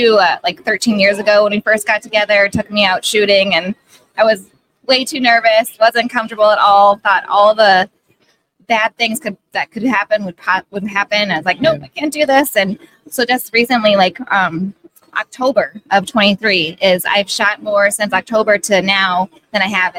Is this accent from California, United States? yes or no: no; South Dakota, United States; moved away; I am originally from South Dakota, and so my family hunted.